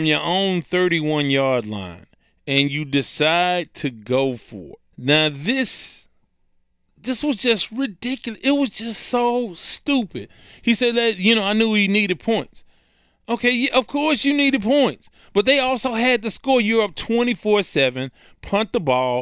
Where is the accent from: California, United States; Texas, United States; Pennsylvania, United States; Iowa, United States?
Texas, United States; Houston; I'm a native. I have the scars to say I've earned my Houston card. I'll never lose my Houston card. I mean, I was born in St. Joseph's Hospital. I'm South Park, Texas. I'm Houston through and through